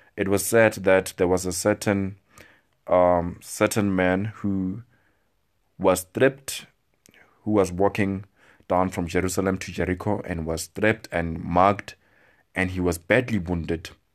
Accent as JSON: {"language": "English", "country": "South Africa", "said": "I speak as a South African"}